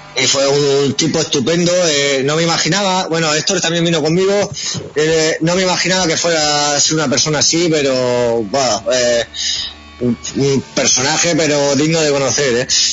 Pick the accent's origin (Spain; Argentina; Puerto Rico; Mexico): Spain; Region of Murcia; murcianos somos un poco redneck